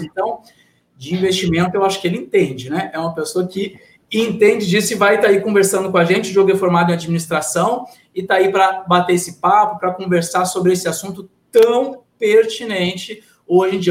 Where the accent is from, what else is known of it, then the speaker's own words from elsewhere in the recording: Rio Grande do Sul, Brazil; como falo na, na minha terra, eu sou gaúcho